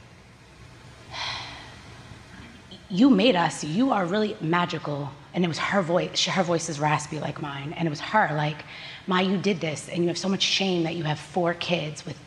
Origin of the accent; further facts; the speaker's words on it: New Jersey, United States; also born or lived in California; I was born in California. And then within 2 years, my mom moved back to New Jersey, and it was just me and her for years